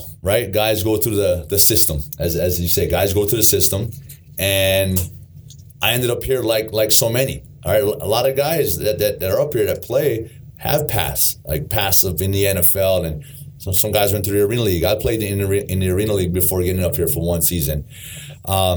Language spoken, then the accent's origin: English; Honolulu, Hawaii, United States; moved away; born and raised in Hawaii, Honolulu, Hawaii